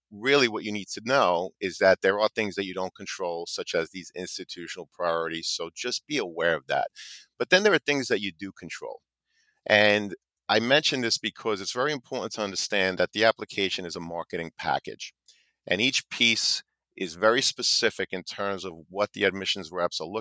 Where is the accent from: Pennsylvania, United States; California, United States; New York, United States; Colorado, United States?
New York, United States; I'm from New York